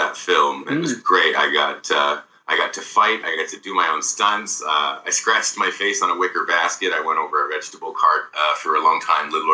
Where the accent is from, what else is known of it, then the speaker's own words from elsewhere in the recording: Victoria, British Columbia, Canada; We were involved in a program where we were growing up in Victoria called the PACE Musicals